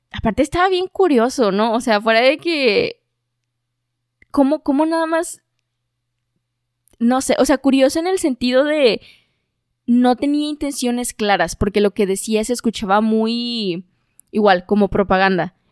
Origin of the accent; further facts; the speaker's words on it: Mexico; O sea, me, independencia independicé de algo como mexicano, ¿no?